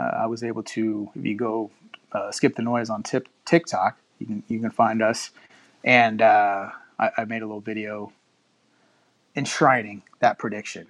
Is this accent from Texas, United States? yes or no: yes; Houston, Texas, United States; I was born and raised in Houston, but my family's from up around Omaha